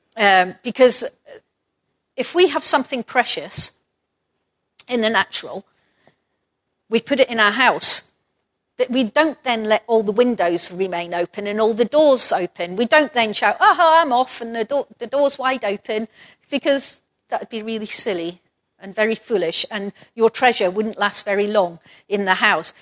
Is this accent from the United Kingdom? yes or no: yes; Perth, Scotland, United Kingdom; moved away as an adult; Perth, my hometown, or the place where I grew up most of the time